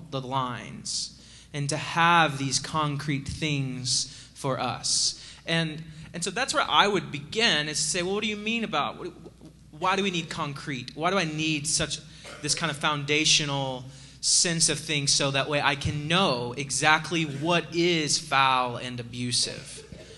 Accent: East Texas, United States; I was from East Texas

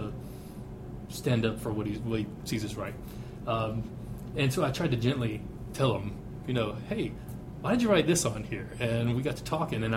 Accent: Deep South, United States; I'm from the Deep South

